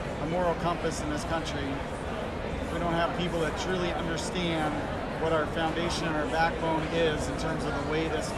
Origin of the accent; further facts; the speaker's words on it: Eastern Washington, United States; I'm coming from Washington State, not to be confused with the other Washington. And I'm from Eastern Washington